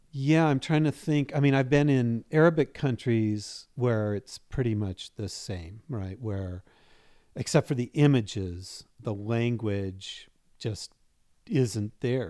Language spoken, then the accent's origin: English; Seattle, Washington, United States; also born or lived in Chapel Hill, North Carolina; now in Spokane, United States; I'm originally from Seattle